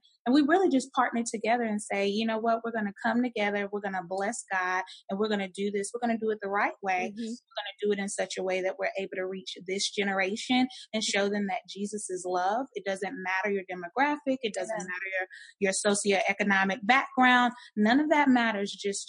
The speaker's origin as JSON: {"language": "English", "area": "the Bible Belt", "region": "Southern", "country": "United States", "tie": "born or raised there", "said": "we've always been born and raised in the Bible Belt, both Southern"}